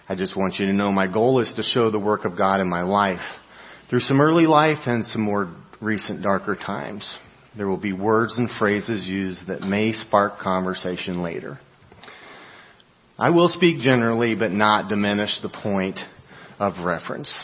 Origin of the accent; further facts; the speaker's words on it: Tennessee, United States; my home state, Tennessee